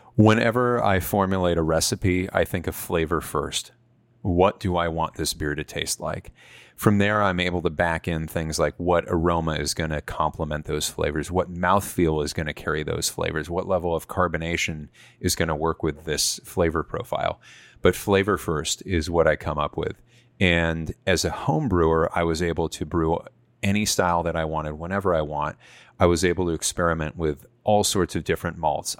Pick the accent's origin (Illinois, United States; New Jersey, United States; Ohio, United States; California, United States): California, United States; San Francisco Bay Area; also born or lived in Santa Barbara; I grew up in the San Francisco Bay Area, surrounded by craft beer.